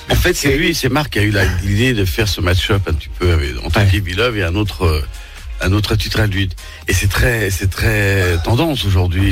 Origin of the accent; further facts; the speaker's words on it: France; moved away as an adult; also born or lived in United States; quand on est Français